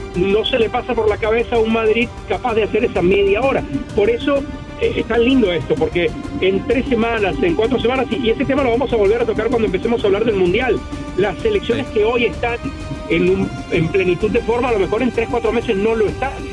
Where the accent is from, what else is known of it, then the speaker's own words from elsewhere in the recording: Caracas, Capital District, Venezuela; escuelita de donde salí de Caracas